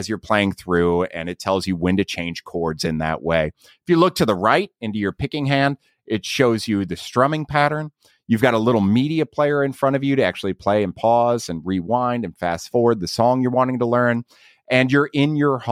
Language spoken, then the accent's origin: English; Ohio, United States; I'm from Ohio